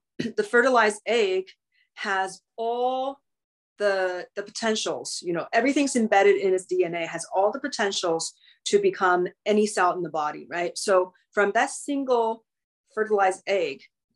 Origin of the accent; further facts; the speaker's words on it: China; now in Los Angeles, United States; growing up in China